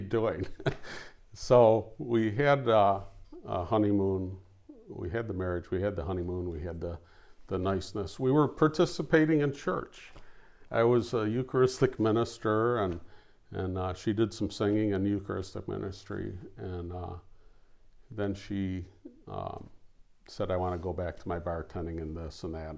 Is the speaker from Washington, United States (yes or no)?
no; Oak Park, Michigan, United States; I grew up in Oak Park